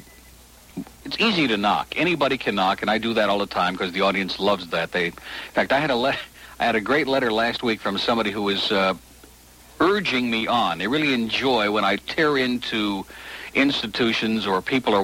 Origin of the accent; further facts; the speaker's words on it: Rochester, New York, United States; moved away; Rochester, New York, my hometown